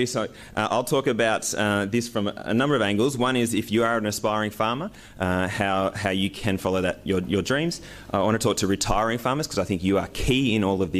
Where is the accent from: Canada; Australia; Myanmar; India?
Australia; near Pyramid Hill, central Victoria; So this is me around the age of 8, and I grew up near Pyramid Hill.